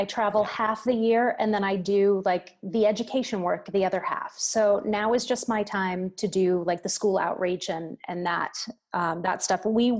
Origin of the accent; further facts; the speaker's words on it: New York City, New York, United States; my hometown's going to be okay.